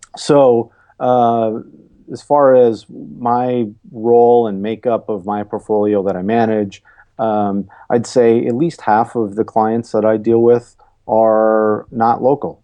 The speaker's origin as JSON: {"language": "English", "region": "Wisconsin", "country": "United States", "tie": "born or raised there", "said": "I grew up in Wisconsin"}